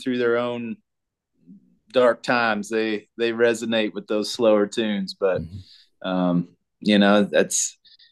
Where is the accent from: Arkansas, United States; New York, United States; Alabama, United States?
Arkansas, United States; now in Colorado, United States; I grew up in Arkansas, out on the family farm.